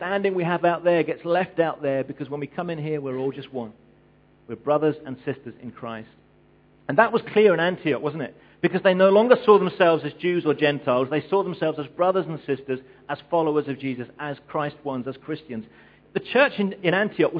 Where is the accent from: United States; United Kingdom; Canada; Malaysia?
United Kingdom; England; I'm English